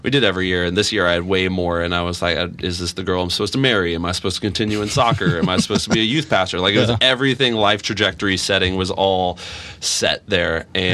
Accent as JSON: {"language": "English", "town": "Olathe", "region": "Kansas", "country": "United States", "tie": "born or raised there", "also_born_or_lived": "Dallas, Texas", "said": "I grew up in Olathe."}